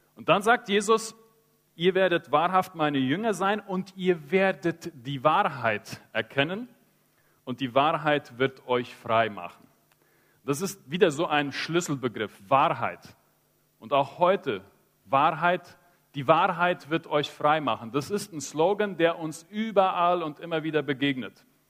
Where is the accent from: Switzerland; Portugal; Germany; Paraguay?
Paraguay; Chaco; Ich bin im Chaco aufgewachsen, in einem christlichen Elternhaus